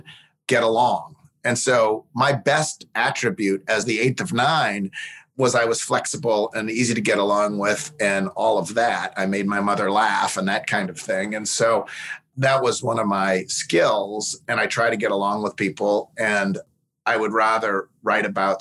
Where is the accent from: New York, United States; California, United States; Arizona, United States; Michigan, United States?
New York, United States; Buffalo; also born or lived in Washington D.C. / Anniston, Alabama; now in Memphis, United States; I grew up in Buffalo and now I'm in Memphis